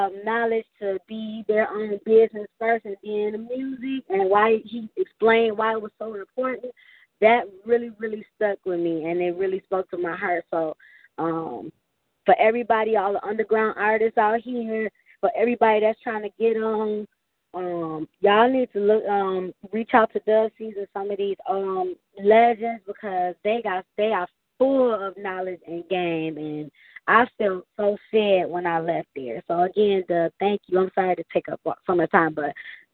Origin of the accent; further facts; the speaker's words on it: Flint, Michigan, United States; the city of Flint, my hometown